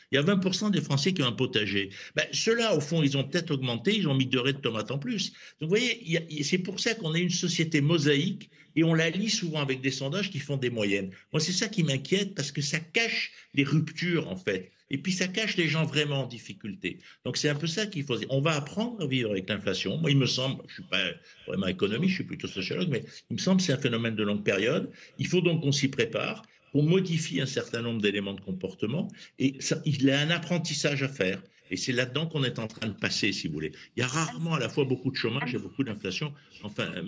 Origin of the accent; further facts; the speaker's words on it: Provence-Alpes-Côte d'Azur, France; je suis provençal, donc j'habite dans une région de rosé